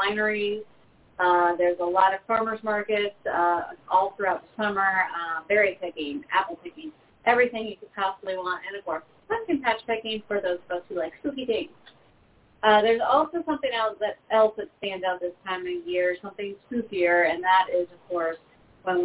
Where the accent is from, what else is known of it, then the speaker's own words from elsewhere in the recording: Saratoga Springs, New York, United States; now in Richmond, United States; I was born in Saratoga Springs, so I was born just east of that area